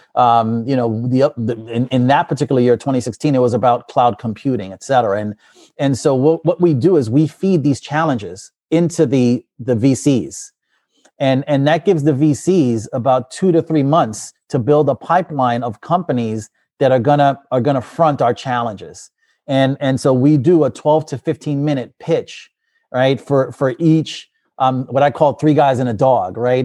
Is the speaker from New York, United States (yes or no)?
yes; New York City, New York, United States; moved away as an adult; also born or lived in New Jersey / Pennsylvania; I grew up in the Bronx